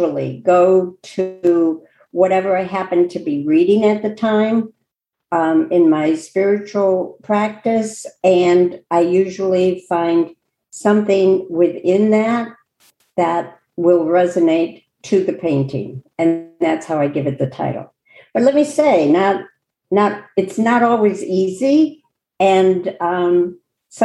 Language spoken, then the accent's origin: English; Chicago, Illinois, United States; I grew up in Chicago and used to go to the Art Institute of Chicago